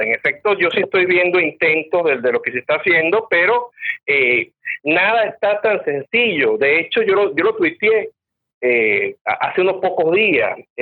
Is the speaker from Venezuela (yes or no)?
yes; Venezuela; como venezolano